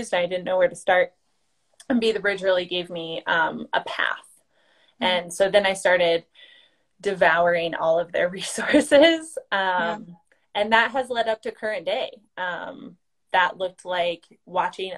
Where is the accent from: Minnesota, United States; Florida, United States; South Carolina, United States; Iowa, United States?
Iowa, United States; I'm originally from Iowa, born and raised on a farm